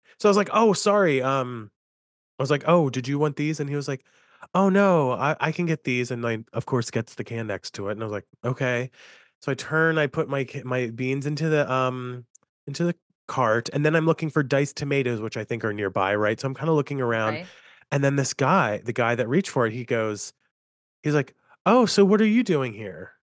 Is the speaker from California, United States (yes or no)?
no; New York, United States; now in Pittsburgh, United States; I'm in Pittsburgh, but I'm a New Yorker at heart.